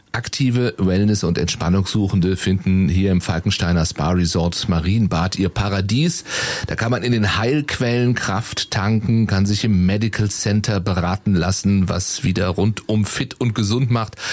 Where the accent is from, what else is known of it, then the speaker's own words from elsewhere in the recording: Baden-Baden, Baden-Württemberg, Germany; now in Cologne, Germany; Ich bin ja geboren und groß geworden in Baden-Baden.